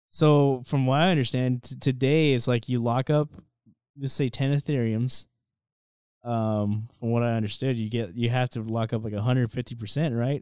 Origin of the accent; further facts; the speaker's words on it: United States; as American citizens